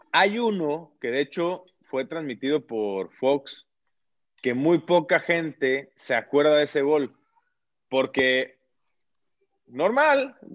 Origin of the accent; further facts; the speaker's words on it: Veracruz, Mexico; no tengo el acento marcado, pero sí, después el, digamos que las bases las tengo, tengo lo que se necesita para corroborar que, soy jarocho